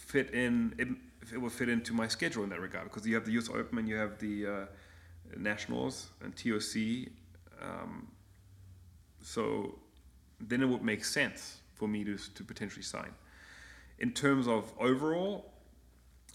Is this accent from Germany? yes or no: yes; Germany; moved away; I grew up in Germany.